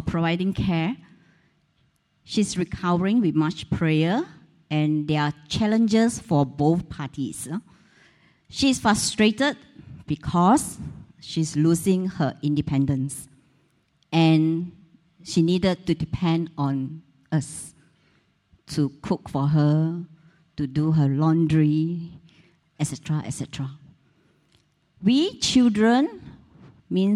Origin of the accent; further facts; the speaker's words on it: Taiping, Perak, Malaysia; born or raised there; moved away